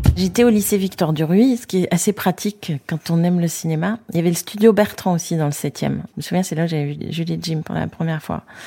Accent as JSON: {"language": "French", "town": "Paris", "region": "Île-de-France", "country": "France", "tie": "born or raised there", "lives_now": "Fontenay-sous-Bois, France", "said": "j'ai grandi, euh, dans le septième arrondissement, à école militaire. Avenue de Tourville, exactement"}